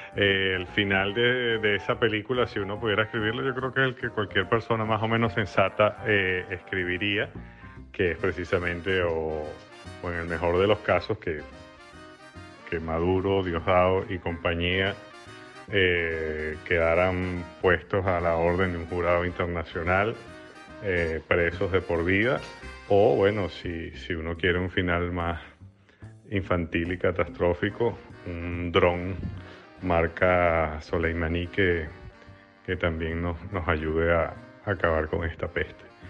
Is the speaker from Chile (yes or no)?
no; Venezuela; moved away; mi propia experiencia como venezolano emigrante